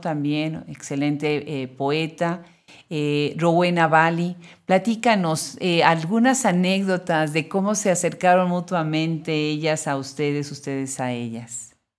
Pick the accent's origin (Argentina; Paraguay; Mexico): Mexico; Puebla; also born or lived in Texas, United States; now in United States; yo soy originaria de Puebla, así que bueno, pues somos paisanos